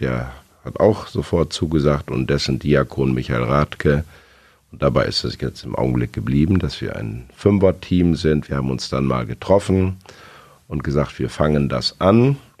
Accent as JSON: {"language": "German", "town": "Osnabrück", "region": "Lower Saxony", "country": "Germany", "tie": "born or raised there", "said": "bin in Osnabrück zur Schule gegangen"}